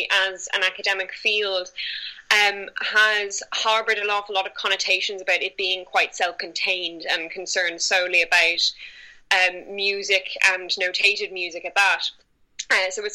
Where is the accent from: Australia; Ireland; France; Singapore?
Ireland; accent: Irish; I am from Ireland, and we do have a very strong folkloric tradition over here, which from a very young age I was exposed to by family